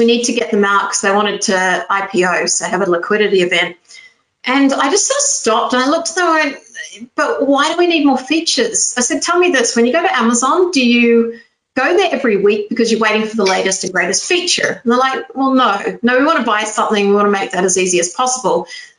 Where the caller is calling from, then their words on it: Porto, Norte, Portugal; Porto in Portugal, so it's northern Portugal.